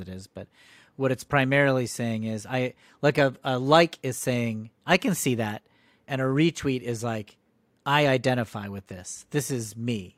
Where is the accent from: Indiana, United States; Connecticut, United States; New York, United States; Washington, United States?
Connecticut, United States; I grew up in Connecticut